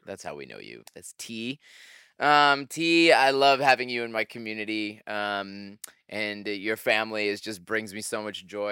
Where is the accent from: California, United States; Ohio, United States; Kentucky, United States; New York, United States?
New York, United States; upstate; upstate New York